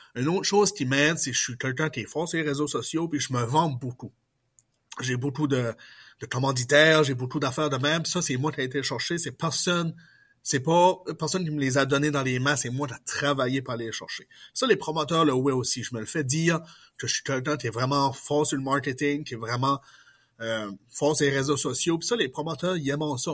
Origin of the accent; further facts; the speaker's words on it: Pointe-Sapin?, New Brunswick, Canada; accent: Acadian; also born or lived in Port-la-France; je suis originaire de Potemouche dans la péninsule acadienne, au Nouveau-Brunswick